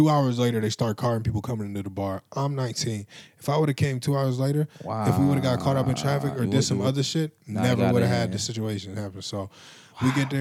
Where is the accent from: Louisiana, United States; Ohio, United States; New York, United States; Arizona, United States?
Ohio, United States; Cleveland; I'm from Cleveland